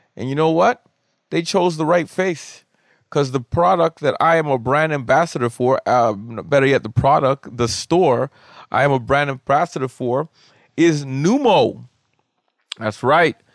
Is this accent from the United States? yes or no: no; Canada; I am Canadian